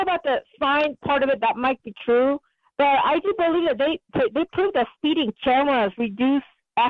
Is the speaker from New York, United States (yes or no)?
no; New Mexico, United States; David is a quite interesting caller, and I'm from New Mexico